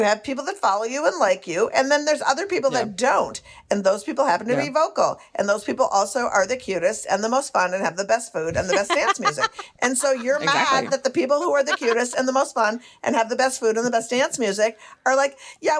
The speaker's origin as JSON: {"language": "English", "town": "Minneapolis", "region": "Minnesota", "country": "United States", "also_born_or_lived": "Brooklyn", "moved": "yes", "said": "I'm from Minneapolis."}